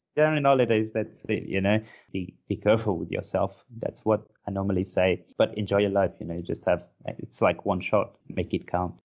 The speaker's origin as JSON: {"language": "English", "town": "Porto", "region": "Norte", "country": "Portugal", "tie": "born or raised there", "second_language": "English", "moved": "as an adult", "said": "I can't find a place like my hometown"}